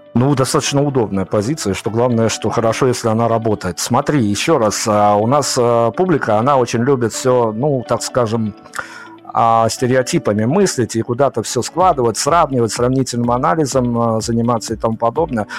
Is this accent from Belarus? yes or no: yes; Belarus; я вот из Беларуси